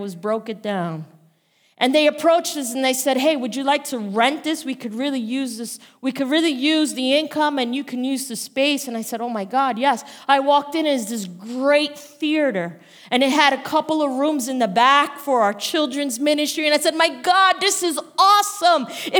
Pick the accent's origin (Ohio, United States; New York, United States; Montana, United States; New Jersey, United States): New Jersey, United States; Bayonne; I'm Pastor …. I am from Bayonne, New Jersey.